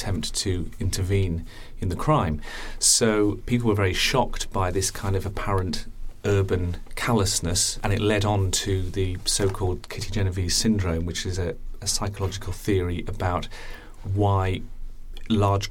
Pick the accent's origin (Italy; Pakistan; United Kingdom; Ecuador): United Kingdom; I'm from the UK